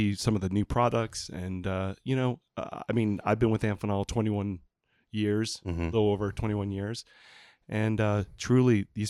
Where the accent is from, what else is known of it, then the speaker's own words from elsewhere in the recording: New Hampshire, United States; also born or lived in Lowell, Massachusetts / Chelmsford, Massachusetts / Puerto Rico; And me and my brother, we grew up there for 5 years. And then we got transferred back to New Hampshire, which I've been, you know, a New Hampshire native